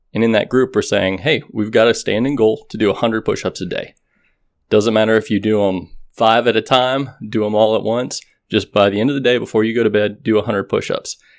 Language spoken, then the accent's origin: English; Texas, United States; growing up in Texas